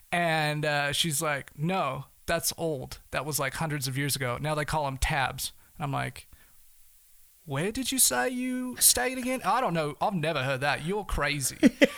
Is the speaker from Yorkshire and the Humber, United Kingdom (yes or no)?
no; Manchester, North West England, United Kingdom; Because they'd hear me and my accent and they're like, oh yeah, where are you from? You know, so I'm like, well, Manchester.